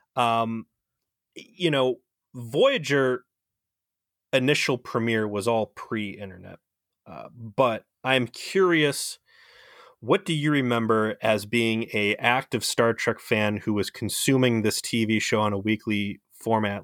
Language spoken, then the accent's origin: English; United States; as an American